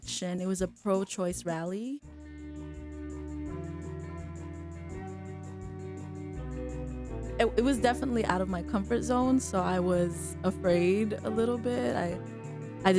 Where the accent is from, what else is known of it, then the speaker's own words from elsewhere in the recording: Carson, California, United States; also born or lived in Berkeley, California; I grew up in Carson, California, Southern California, closer to the beaches